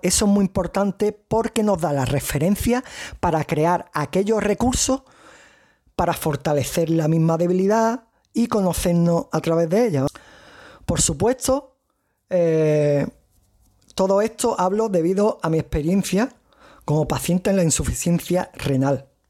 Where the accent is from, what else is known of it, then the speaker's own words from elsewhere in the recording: province of Cádiz, Andalusia, Spain; accent: strong Andalusian; soy español, andaluz, y de la provincia de Cádiz, como algunos podréis reconocer en el acento que tengo fuerte andaluz